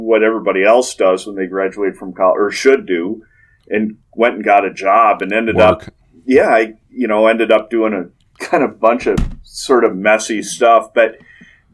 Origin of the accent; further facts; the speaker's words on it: St. Paul, Minnesota, United States; I grew up just outside of St. Paul, Minnesota